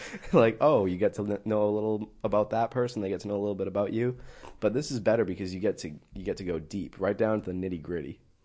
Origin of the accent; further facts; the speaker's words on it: New England, United States; I'm from New England.